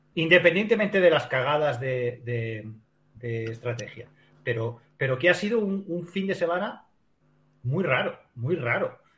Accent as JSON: {"language": "Spanish", "country": "Spain", "said": "como español"}